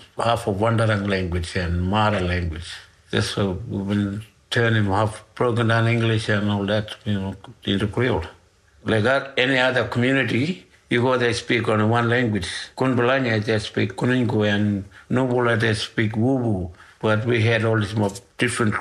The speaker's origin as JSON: {"language": "English", "area": "Ngukurr", "region": "Northern Territory", "country": "Australia", "said": "I'm from Okul"}